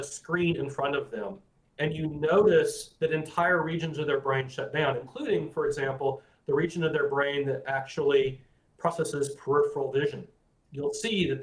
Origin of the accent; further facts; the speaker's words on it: Florida, United States; I grew up calling them horny toads, because I grew up in Florida